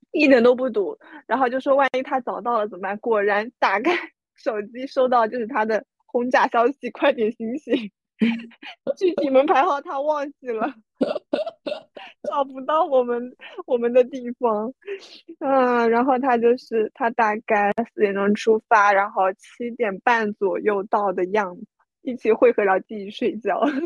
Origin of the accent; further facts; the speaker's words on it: Taizhou, Zhejiang, China; 因为年糕也是我们台中人很喜欢吃的东西